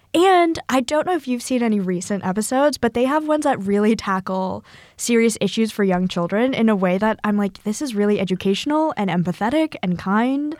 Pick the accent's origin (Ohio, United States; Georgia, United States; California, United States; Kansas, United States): California, United States; Northern; from Northern California where every beach is freezing